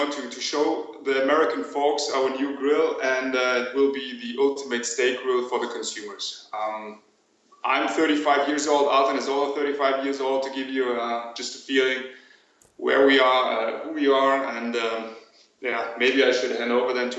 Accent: Germany; moved away as an adult; now in Tennessee, United States; We are basically from Germany. We just moved over. It was like 2 weeks ago

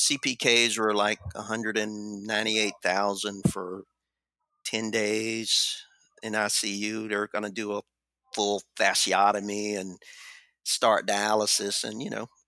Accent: the South, United States; I'm from the South

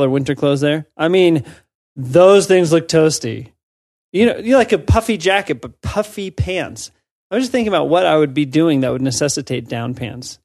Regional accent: United States; as an American

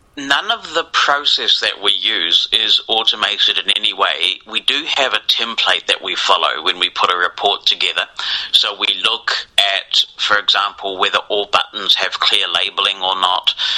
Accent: New Zealand; I grew up in New Zealand, a long way from where a lot of the stuff was happening

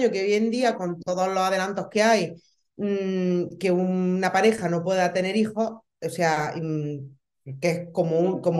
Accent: Baza, Andalusia, Spain; em, somos de un pueblo de, bueno, ya una ciudad, una ciudad de, de Granada, de Baza.

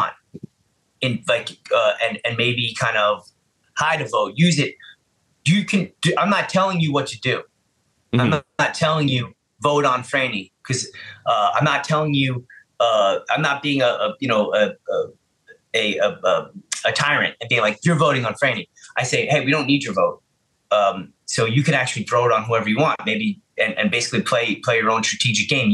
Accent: New York City, New York, United States; I'm from the Bronx

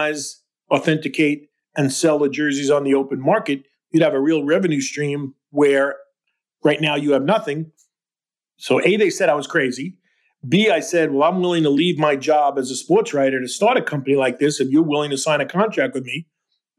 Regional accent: New York, United States; I'm a New Yorker.

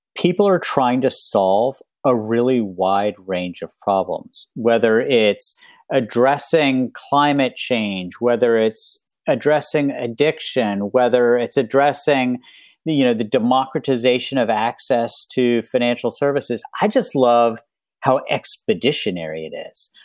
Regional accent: West Virginia, United States; moved away; when I was growing up in West Virginia

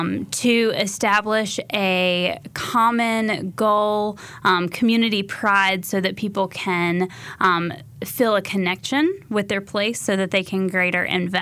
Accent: Alamance County, North Carolina, United States; I was born and raised in Alamance County, North Carolina, and so I love the small town feel of all these hidden places in North Carolina.

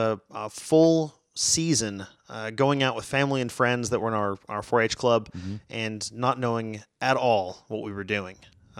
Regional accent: McAllen, Texas, United States; now in Fort Worth, United States; From McAllen, Texas.

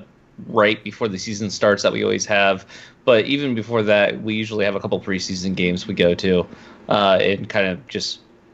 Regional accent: Ohio, United States; I'm from Ohio

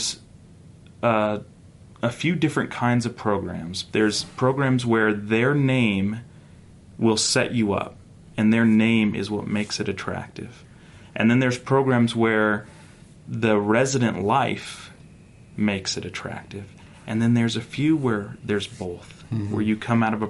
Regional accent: North Carolina, United States; now in Utah, United States; I grew up in North Carolina.

